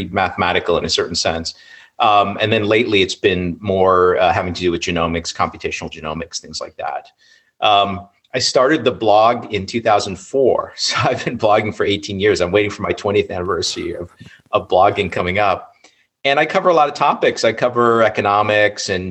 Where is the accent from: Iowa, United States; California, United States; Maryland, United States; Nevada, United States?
Iowa, United States; Ames; I'm a Chinese American, and I grew up in Ames, Iowa